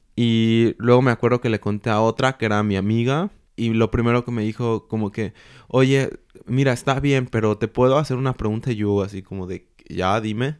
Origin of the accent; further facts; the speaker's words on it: Mexico; moved away as an adult; also born or lived in Mexico City; now in Germany; nosotros como mexicanos